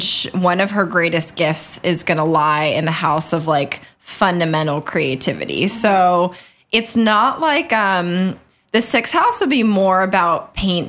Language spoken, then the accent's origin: English; California, United States; now in New York, United States; I grew up in California, so I grew up as a swimmer